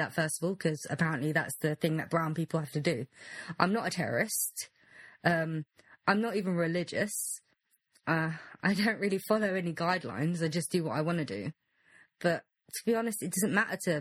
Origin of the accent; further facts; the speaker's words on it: United Kingdom; I'm British first. I was born and raised here. I don't know anything else